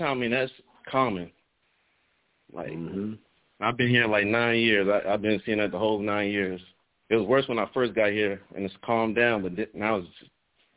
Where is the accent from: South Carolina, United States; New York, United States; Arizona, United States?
South Carolina, United States; now in Oakland, United States; I'm from South Carolina originally